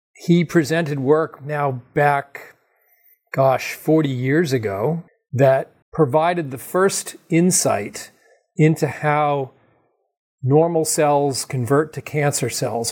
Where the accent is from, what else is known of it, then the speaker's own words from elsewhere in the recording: Massachusetts, United States; also born or lived in California; I grew up in Massachusetts.